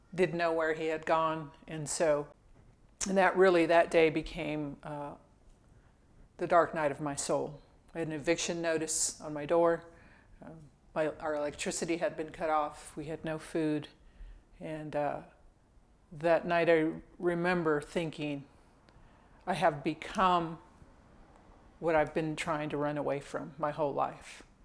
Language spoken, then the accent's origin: English; Indio, California, United States; originally, I'm from Southern California. I grew up um, in this little town called Indio, California, kind of in the Palm Springs area